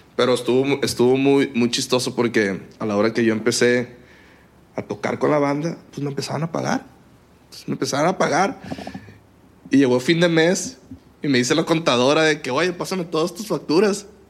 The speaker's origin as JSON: {"language": "Spanish", "town": "Culiacán", "region": "Sinaloa", "country": "Mexico", "also_born_or_lived": "Monterrey", "moved": "yes", "said": "soy de Culiacán, Sinaloa"}